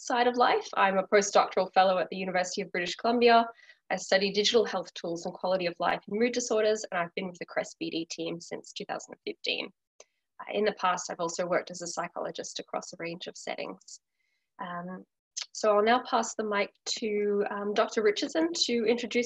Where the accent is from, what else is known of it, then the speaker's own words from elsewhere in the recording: Australia; moved away as an adult; now in Vancouver, Canada; I'm originally from Australia.